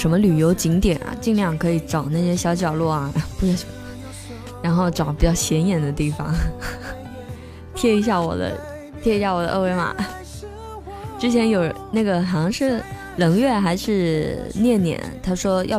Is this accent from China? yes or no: yes; Fujian, China; accent: southern; 我的普通话在福建人里面算很标准了。